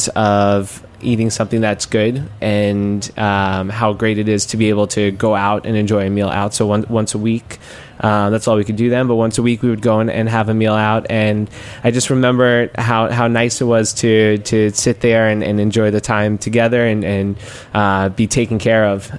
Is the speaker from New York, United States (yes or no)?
yes; New York City, New York, United States; I grew up in Queens